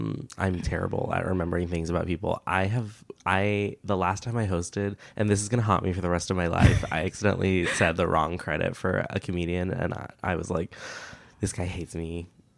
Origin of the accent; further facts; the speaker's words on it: United States; born and raised in America.